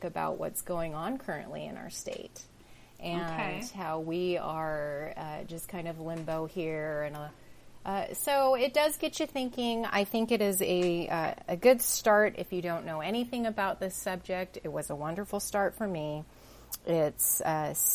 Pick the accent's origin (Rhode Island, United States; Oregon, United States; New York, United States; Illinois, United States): Oregon, United States; Southern; We were young growing up in Southern Oregon in the 80s